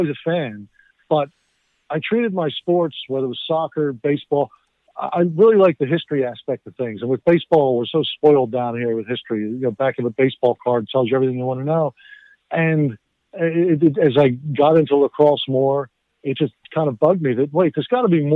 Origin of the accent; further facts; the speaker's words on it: southern New Jersey, United States; also born or lived in Nova Scotia, Canada; Although I was born in Nova Scotia, I grew up in the southern New Jersey area outside of Philadelphia